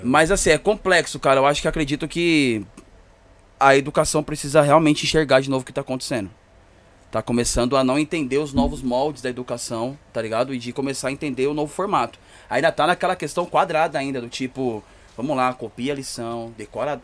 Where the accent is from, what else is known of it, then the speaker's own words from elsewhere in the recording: Poá, São Paulo, Brazil; eu moro em Poá, né? Grande São Paulo, muito longe